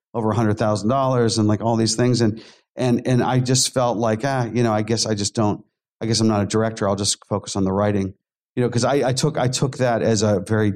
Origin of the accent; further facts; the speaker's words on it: Pittsburgh, Pennsylvania, United States; I grew up in Pittsburgh